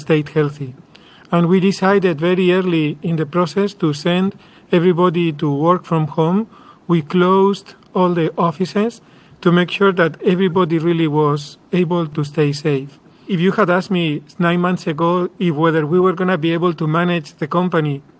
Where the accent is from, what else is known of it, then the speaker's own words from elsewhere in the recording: Madrid, Community of Madrid, Spain; moved away as an adult; also born or lived in San Diego; I am from Spain